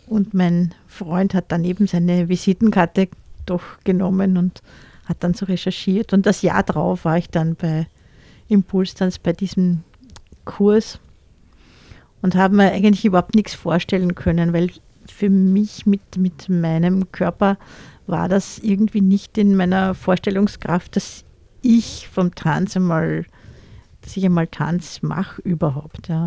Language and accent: German; Austria; also born or lived in Vienna; Ich, ich bin auch in Wien geboren, im 10.